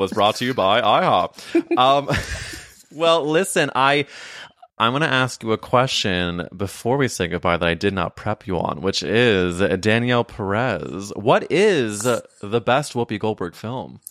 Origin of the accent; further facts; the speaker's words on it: St. Louis, Missouri, United States; moved away; I went to high school, so I'm from Saint Louis